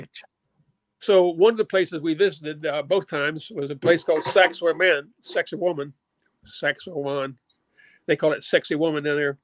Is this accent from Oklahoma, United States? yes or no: no; Little Rock, Arkansas, United States; I grew up in Little Rock, Arkansas.